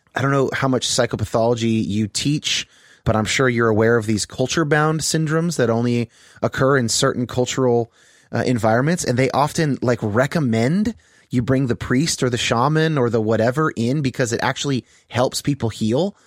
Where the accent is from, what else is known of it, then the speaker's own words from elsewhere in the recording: Bay Area, California, United States; now in Seattle, United States; I grew up in, uh, the Bay Area in California.